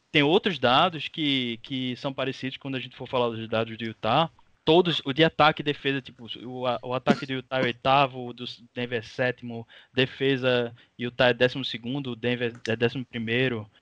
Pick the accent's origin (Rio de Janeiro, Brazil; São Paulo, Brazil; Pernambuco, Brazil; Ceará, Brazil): Pernambuco, Brazil; Recife; now in Olinda, Brazil; eu sou do Recife, mas eu moro em Olinda